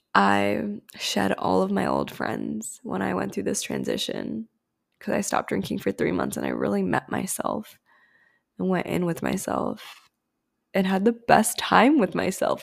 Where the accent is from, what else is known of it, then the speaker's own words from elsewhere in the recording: India; I grew up in a Hindu household. I'm Indian